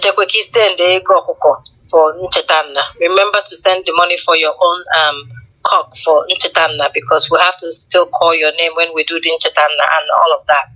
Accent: Unubi, Anambra, Nigeria; am from Unubi, Newi South

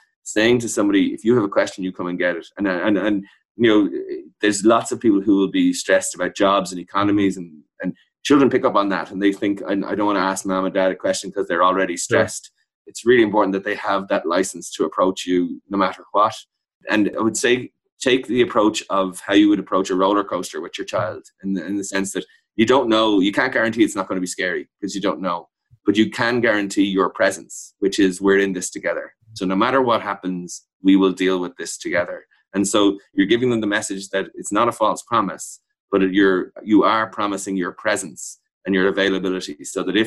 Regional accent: Ireland; as Irish people

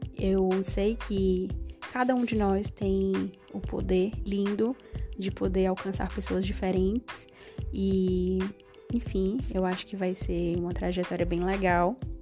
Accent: Fortaleza, Ceará, Brazil; eu moro atualmente em Fortaleza, eu nasci aqui em Fortaleza é, sou cearense, raiz

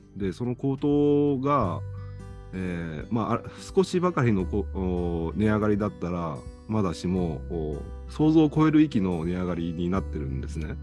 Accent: Okayama, Japan; moved away as an adult; also born or lived in Tokyo; 岡山県で生まれてまあ。二十歳まで岡山にいて

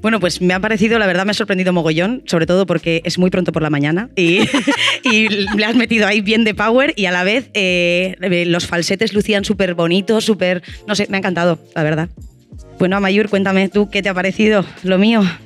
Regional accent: Bilbao, Basque Country, Spain; soy de Bilbao.

